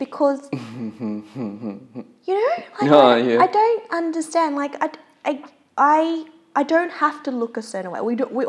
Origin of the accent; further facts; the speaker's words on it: Australia; I'm bloody born here, born and raised in Australia.